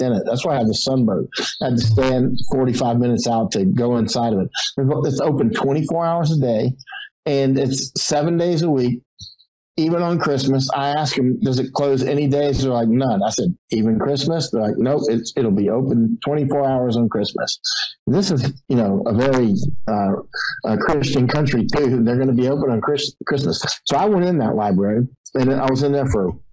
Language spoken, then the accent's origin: English; Florida, United States; I'm from Florida